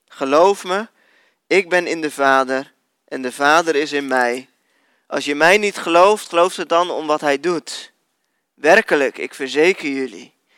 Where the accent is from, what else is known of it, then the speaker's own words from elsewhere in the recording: Netherlands; als Nederlanders